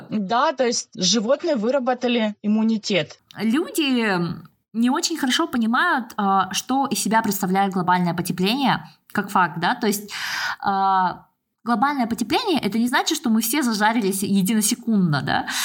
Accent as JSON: {"language": "Russian", "region": "Almaty", "country": "Kazakhstan", "tie": "born or raised there", "said": "А в Алмате, ну, я же родом из Алматы, у нас там горы."}